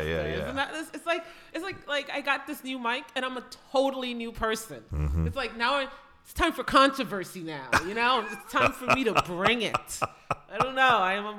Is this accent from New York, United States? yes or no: yes; New York, United States; accent: Northeastern; nasally New York; also born or lived in Jamaica; I grew up in New York, mm-hmm. and somehow, you know, I was born in Jamaica, grew up in New York, mm-hmm. Lived in the Bronx, and so forth. And somehow, I developed a very Northeastern accent